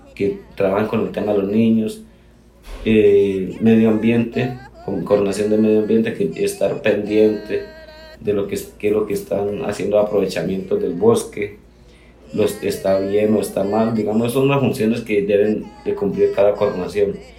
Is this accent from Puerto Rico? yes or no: no; Colombia; nosotros como ciudadanos o como colombianos